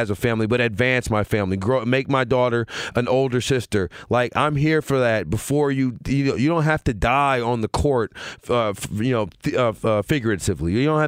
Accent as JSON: {"language": "English", "region": "Louisiana", "country": "United States", "tie": "born or raised there", "said": "I just didn't grow up. I grew up in Louisiana. All we watched was football."}